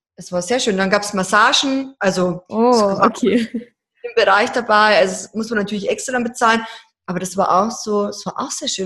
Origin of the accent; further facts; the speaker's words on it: Deggendorf, Bavaria, Germany; wir kommen ja aus Deckendorf, aus Niederbayern